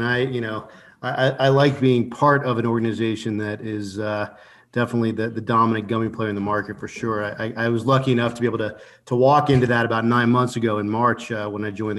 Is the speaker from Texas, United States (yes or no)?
yes; Houston, Texas, United States; moved away; also born or lived in Colorado; No, I grew up in Houston